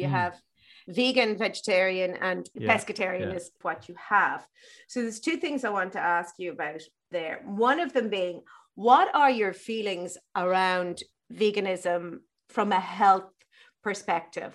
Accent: Ireland; growing up in Ireland when I did

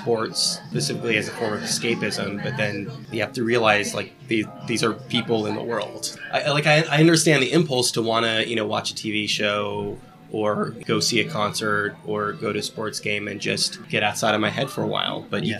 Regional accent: California, United States; So I'm from the Bay Area. I'm a big A's fan

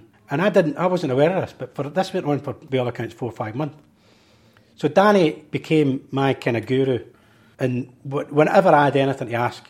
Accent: Glasgow, Scotland, United Kingdom; oh, Maryhill Barracks.

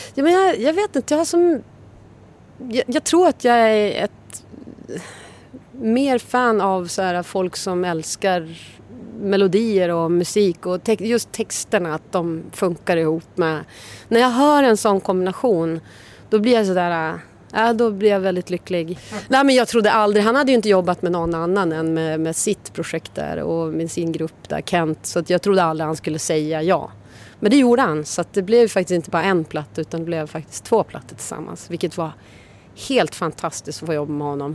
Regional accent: Umeå, Västerbotten County, Sweden; moved away; jag kom ju från Umeå men där var ju alla straight edge

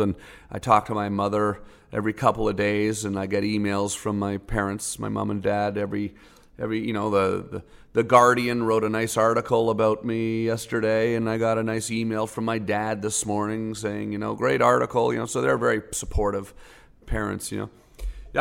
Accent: Canada; moved away as an adult; now in United States; I'm a Canadian

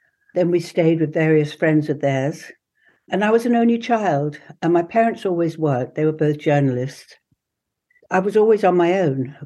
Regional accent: England, United Kingdom; I was first generation English

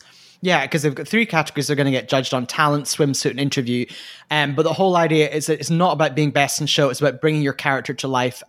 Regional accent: United Kingdom; a show which Fraser and I do not approve of, despite being British.

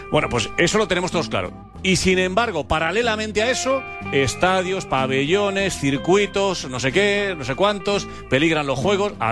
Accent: Bergamo, Lombardy, Italy; Spanish is a second language; Eh, yo soy de Bérgamo.

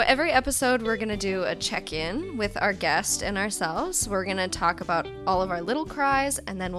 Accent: Edmonton, Alberta, Canada; now in Vancouver, Canada; I'm an actor in Vancouver, but I'm originally from Edmonton.

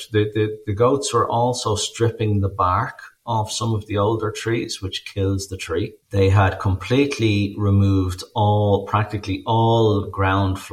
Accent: Dublin, Leinster, Ireland; moved away as an adult; now in Beara Peninsula, Ireland; I'm from Dublin, but 14 years ago, or close to 14 years ago, I bought a farm down on the Beara Peninsula and moved down with my family.

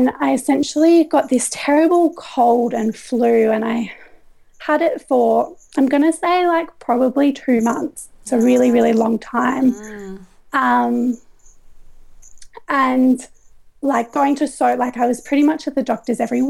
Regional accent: Coffs Harbour, New South Wales, Australia; moved away as an adult; also born or lived in Gold Coast, Queensland; I grew up in Coffs Harbour

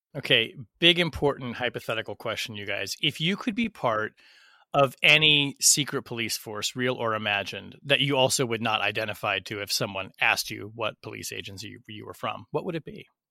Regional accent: Portland, Oregon, United States; Portland, my hometown

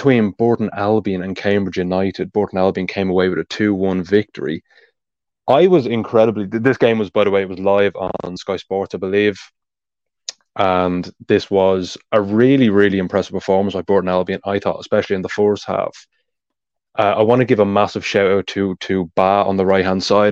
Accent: Ireland; accent: Irish; being Irish, of course, you can tell by my accent

